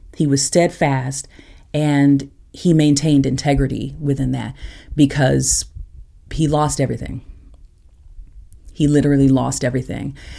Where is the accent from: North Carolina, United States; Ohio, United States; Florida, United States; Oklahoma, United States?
Oklahoma, United States; Tulsa; moved away as an adult; also born or lived in Interlochen; I grew up in Tulsa